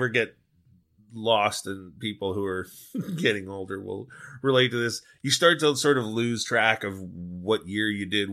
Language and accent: English; Long Beach, California, United States; also born or lived in San Fernando Valley, Los Angeles; I grew up in Long Beach, but I had moved